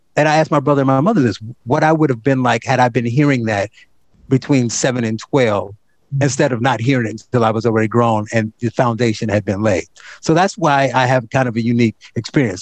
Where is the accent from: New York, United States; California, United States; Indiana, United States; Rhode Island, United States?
Indiana, United States; Gary; I grew up in Gary, Indiana